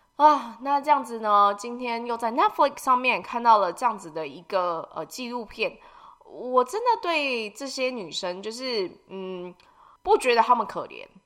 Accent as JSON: {"language": "Chinese", "country": "Taiwan", "said": "我们台湾人"}